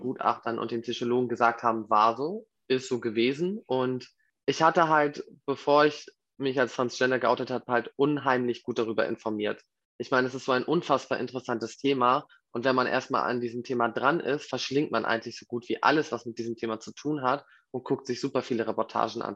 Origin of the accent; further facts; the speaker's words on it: Hamburg, Germany; Ich komme aus Hamburg